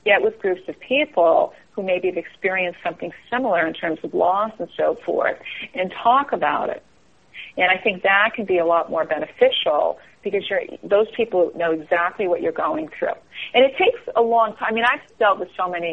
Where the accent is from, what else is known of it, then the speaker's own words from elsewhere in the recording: East Coast, United States; now in Northern California, United States; I'm from the East Coast, so even though I live out here, I'll always be from the East Coast